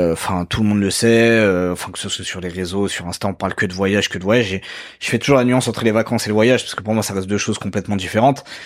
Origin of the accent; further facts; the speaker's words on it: France; also born or lived in Mauritius / Paris; moi j'ai évolué en France, j'ai grandi en France, je continue à, vivre dans ce pays-là.